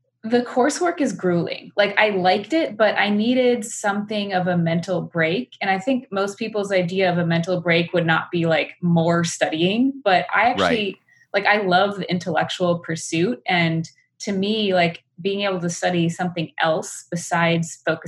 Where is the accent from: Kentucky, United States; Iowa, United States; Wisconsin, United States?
Wisconsin, United States; small town outside of Madison; moved away as an adult; now in San Francisco, United States; I grew up in suburban America in a small town outside of Madison, Wisconsin